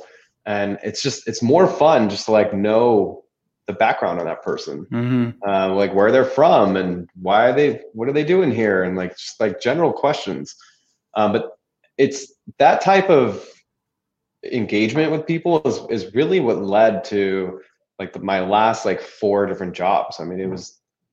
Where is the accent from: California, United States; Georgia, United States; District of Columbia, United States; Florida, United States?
California, United States; moved away; I was from California